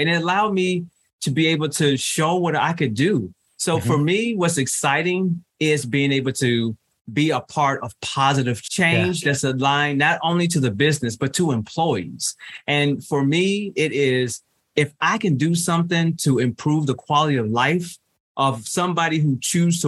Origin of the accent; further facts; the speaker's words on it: Chicago, Illinois, United States; moved away as an adult; I'm originally from Chicago, Illinois